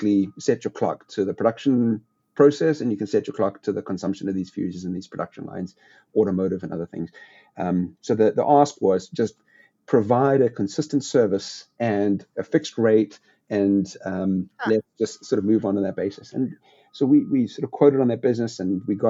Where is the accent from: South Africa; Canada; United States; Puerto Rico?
South Africa; moved away as an adult; I grew up in South Africa, went to university in South Africa